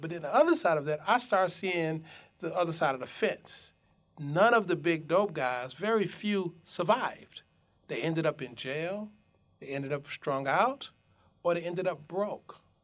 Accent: Detroit, Michigan, United States; I grew up in Detroit in the midst of the crack epidemic.

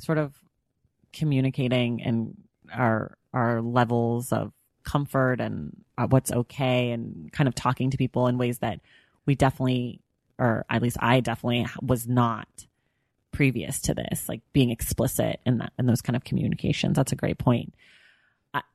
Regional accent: Oakland, California, United States; I grew up in the in Oakland, in the Bay Area, which is a place that is, you know, notorious for having lots of, you know, interracial families and friends

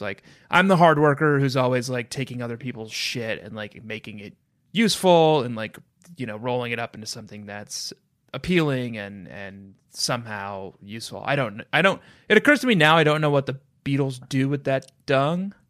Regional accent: Minnesota, United States; growing up in Minnesota

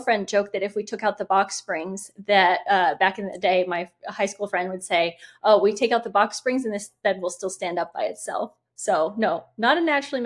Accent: Indiana, United States; when we moved back to Indiana, which is my home state

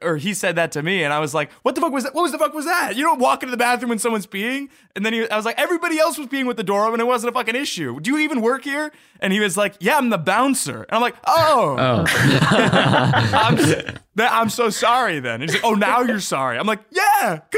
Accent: Los Angeles, California, United States

